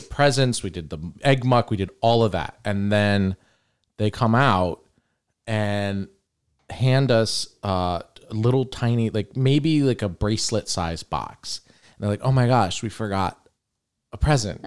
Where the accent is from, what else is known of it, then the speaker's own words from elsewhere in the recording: St. Petersburg, Florida, United States; we grew up in Old Northeast